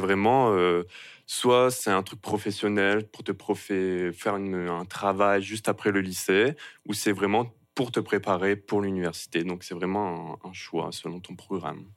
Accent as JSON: {"language": "French", "country": "France", "also_born_or_lived": "Rouyn-Noranda, Quebec", "moved": "as an adult", "lives_now": "Montreal, Canada", "said": "je ne suis pas tout de suite arrivé à Montréal, on va dire, quand je suis parti de la France."}